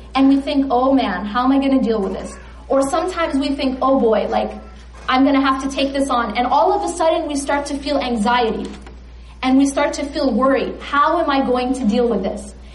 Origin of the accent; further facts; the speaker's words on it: California, United States; I'm from California